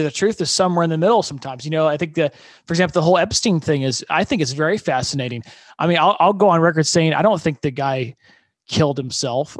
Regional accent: Fort Wayne, Indiana, United States; moved away as an adult; now in Austin, United States; my hometown is uh, Fort Wayne, Indiana, and uh, growing up there

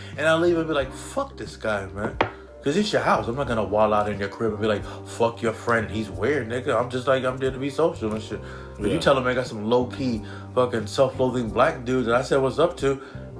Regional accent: New York City, New York, United States; also born or lived in Germany; now in Jersey City, United States; Then I came here when I was 4. Oh, wow. In Queens, my whole life.

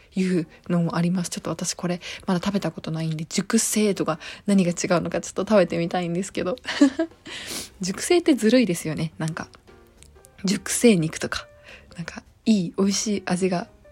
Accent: Okayama, Japan; moved away; 地元岡山にいた時はニューデイズ知らなかった

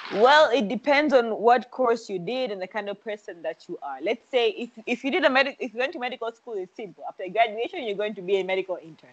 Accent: Zanzibar, Tanzania; also born or lived in Dar es Salaam, Tanzania; I am from Zanzibar.

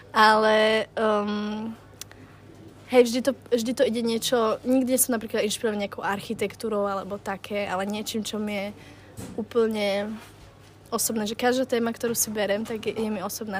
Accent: Slovakia; moved away as an adult; also born or lived in Bratislava; now in London, United Kingdom; chcel sa mi odísť zo Slovenska

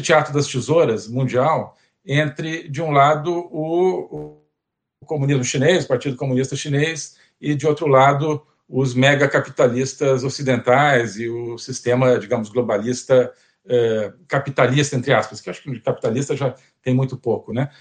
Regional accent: Brazil; como brasileiro

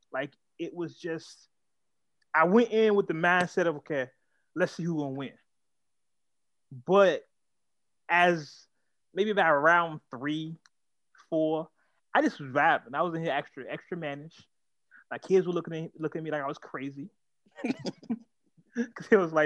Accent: Oakland, California, United States; moved away; I'm originally from East Oakland

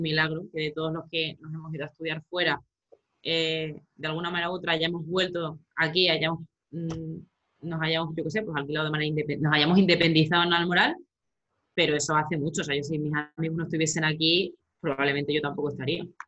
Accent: Romangordo, Extremadura, Spain

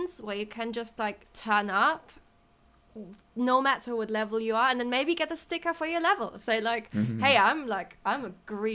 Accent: Germany; English is a second language; moved away as an adult; also born or lived in Paris / Berlin / Nottingham; now in London, United Kingdom; I'm from Germany, but I've lived lots of different places in Paris before, and in Berlin, and in Nottingham, and in London now

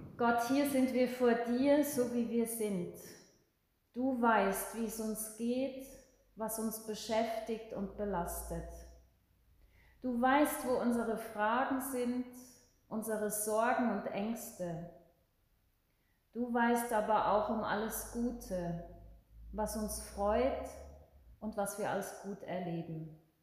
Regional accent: Switzerland; bei uns in der Schweiz

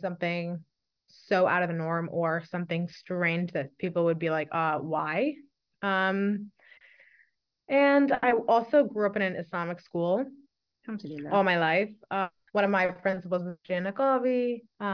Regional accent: New York City, New York, United States; I am an ENL teacher born and raised in Brooklyn, New York

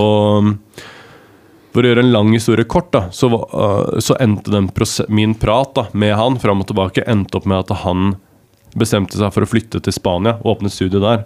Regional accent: Larvik, Vestfold, Norway; jeg er fra Larvik

